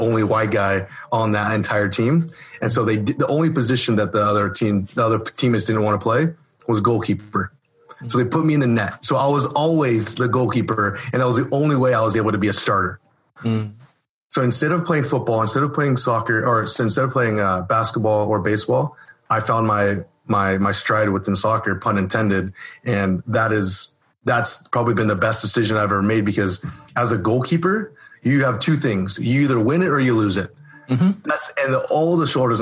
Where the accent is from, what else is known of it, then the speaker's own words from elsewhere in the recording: Orange County, California, United States; I'm born and raised in Orange County, California